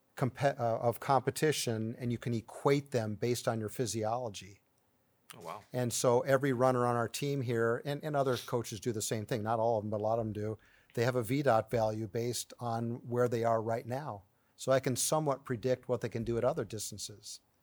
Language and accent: English; 40 minutes from Cleveland, Ohio, United States; Cleveland, which is 40 minutes from my hometown